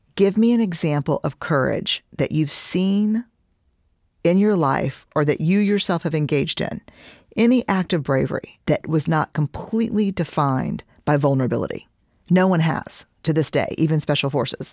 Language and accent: English; Houston, Texas, United States; I'm from Houston